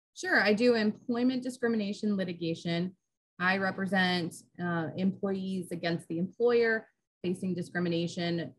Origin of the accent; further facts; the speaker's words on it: Centreville, Virginia, United States; also born or lived in Florida; I was born in Florida, but I mostly grew up in Northern Virginia.